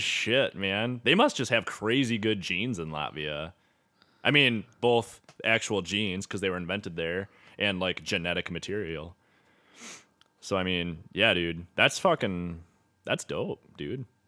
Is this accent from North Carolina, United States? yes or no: no; St. James, Minnesota, United States; I'm from Saint James, Minnesota.